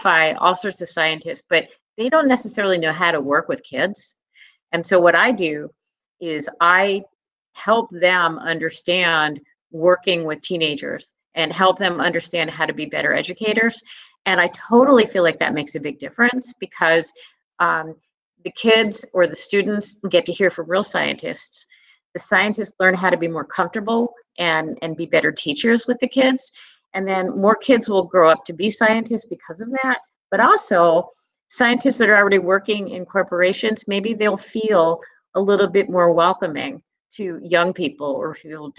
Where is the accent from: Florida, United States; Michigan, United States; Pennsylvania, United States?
Pennsylvania, United States; Philadelphia; moved away; also born or lived in New England; when I was growing up in Philadelphia